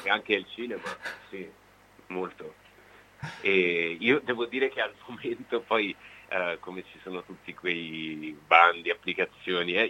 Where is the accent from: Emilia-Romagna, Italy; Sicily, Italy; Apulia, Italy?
Apulia, Italy; Gioia del Colle; moved away as an adult; now in Veneto, Italy; Gioia del Colle, che è il mio, il mio paese natale